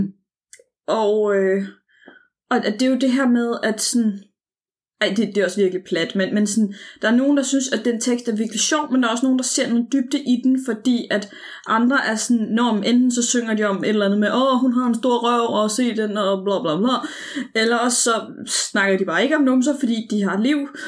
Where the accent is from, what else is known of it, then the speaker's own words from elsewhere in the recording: Copenhagen, Capital Region of Denmark, Denmark; jeg var en ung pige, og jeg var fra København og havde en anden dialekt.